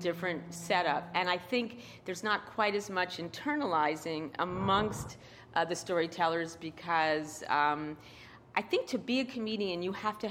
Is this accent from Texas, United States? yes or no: no; New York City, New York, United States; accent: New York; I grew up in Queens